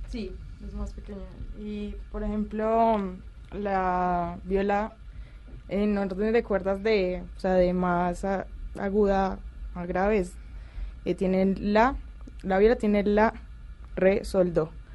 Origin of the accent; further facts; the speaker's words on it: Pereira, Risaralda, Colombia; also born or lived in Cali; Yo nací en Cali, pero me crié en Pereira. A los, pues empecé a vivir allí a los seis años